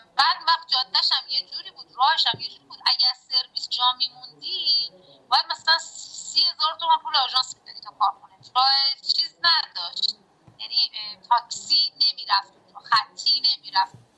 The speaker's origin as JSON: {"language": "Persian", "town": "Qazvin", "region": "Qazvin Province", "country": "Iran"}